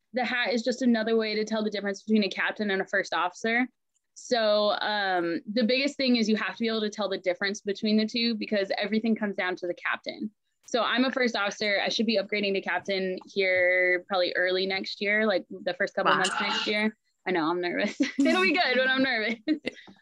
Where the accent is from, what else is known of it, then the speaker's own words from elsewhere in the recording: Ephrata, Washington, United States; also born or lived in Anchorage, Alaska; My mom moved us to Ephrata, Washington, this tiny, tiny little town in the middle of Washington, when I was in third grade. And then I've lived here ever since.